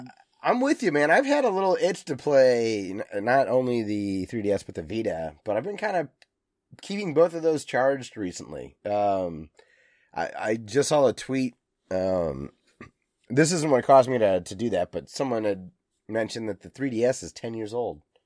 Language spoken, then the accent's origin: English; United States; an American